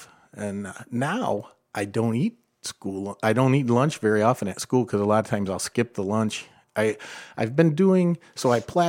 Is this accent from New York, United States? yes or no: no; Perrysburg, Ohio, United States; I grew up in Perrysburg.